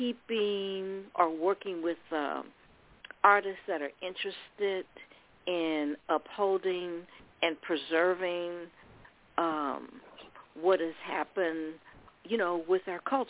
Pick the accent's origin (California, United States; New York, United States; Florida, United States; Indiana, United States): California, United States; Oakland; I grew up in Oakland